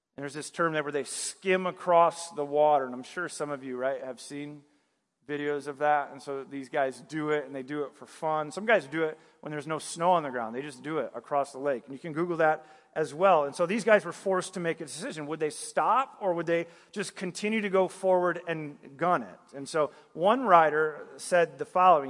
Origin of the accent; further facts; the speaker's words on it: northern Michigan, United States; moved away; also born or lived in the South (US); I, I grew up in Michigan, northern Michigan, so I saw a lot of snow growing up